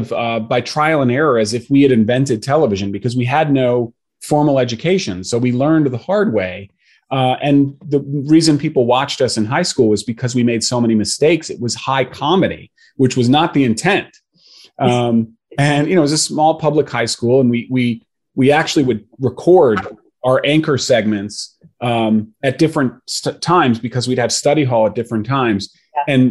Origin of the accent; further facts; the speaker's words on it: Connecticut, United States; where I grew up in Connecticut